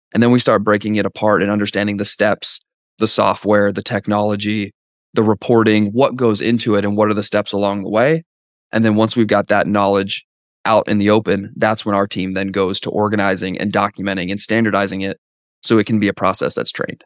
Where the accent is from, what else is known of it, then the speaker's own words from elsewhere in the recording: Canada; now in Dallas, United States; I'm from Canada originally, now live in Dallas